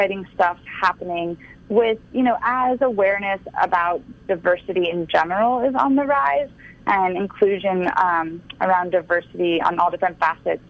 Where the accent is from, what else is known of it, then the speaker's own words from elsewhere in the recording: Florida, United States; I was born in Florida